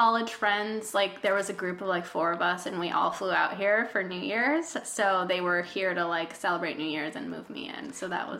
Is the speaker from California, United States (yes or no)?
yes; Walnut, California, United States; first language Spanish; English is a second language; moved away as an adult; also born or lived in San Francisco Bay Area, California; now in New York, United States; Okay, I'm from a town outside of Los Angeles, California, a city called Walnut.